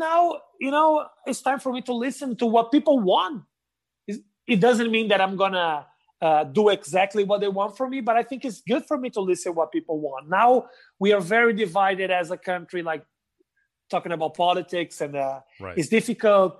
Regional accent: Porto Alegre, Rio Grande do Sul, Brazil; English is a second language; moved away as an adult; also born or lived in São Paulo, Brazil; now in United States; when I moved from Porto Alegre to São Paulo

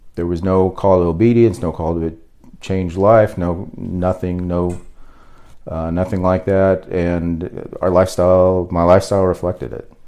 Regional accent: Fort Smith, Arkansas, United States; I was born in Arkansas. Um, mainly grew up in Fort Smith, Arkansas. Um, we lived there the majority of the time, fifth grade, all through high school.

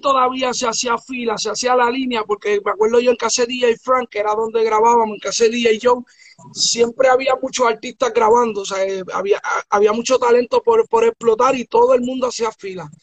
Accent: Bayamón, Puerto Rico; yo me crié en Puerto Rico.

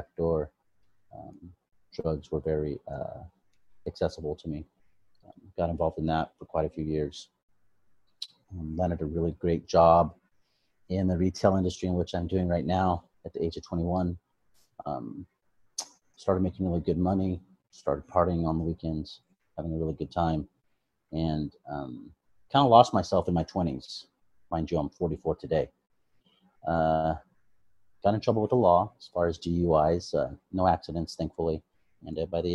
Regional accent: Modesto, California, United States; also born or lived in Long Beach, California; now in Sacramento, United States; I was born and raised in Modesto, California

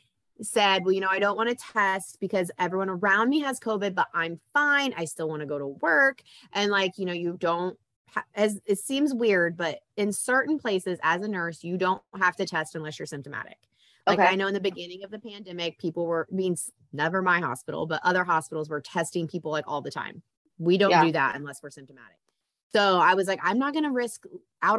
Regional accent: Indiana, United States; I'm from Indiana

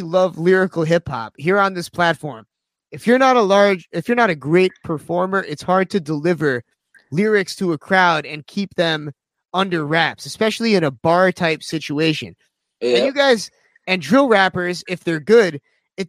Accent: Sag Harbor, New York, United States; my neck of the woods out in Sag Harbor

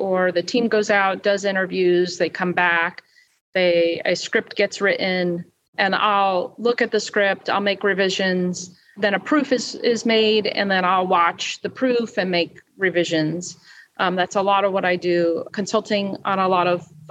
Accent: New Jersey, United States; I'm from New Jersey

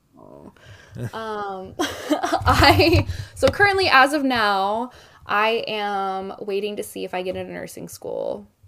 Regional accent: Dallas, Texas, United States; moved away; also born or lived in Oklahoma; I was born in Oklahoma, uh, raised in Dallas, bounced around, and now I'm back here.

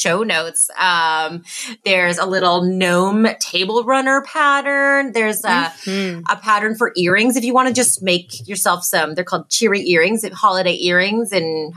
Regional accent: Canada; being Canadian

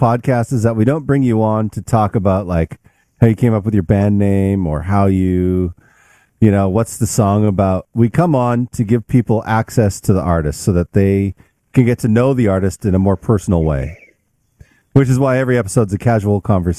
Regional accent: Canada; now in United States; I mean my transition wasn't as hard, I'm sure, because I came from Canada into the US

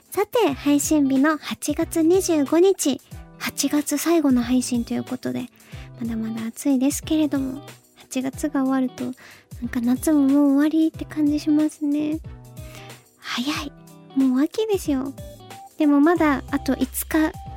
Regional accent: Fukuoka, Japan; moved away; 福岡出身だからなのか

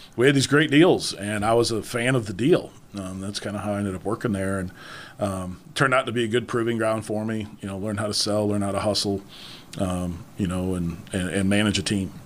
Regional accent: New York, United States; also born or lived in Charlotte, North Carolina; now in Northeast Tennessee, United States; growing up in New York

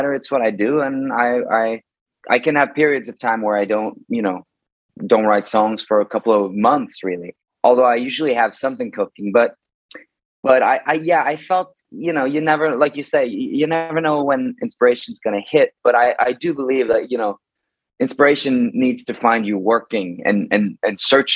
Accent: Bergen, Vestland, Norway; in Bergen, in my hometown in Norway

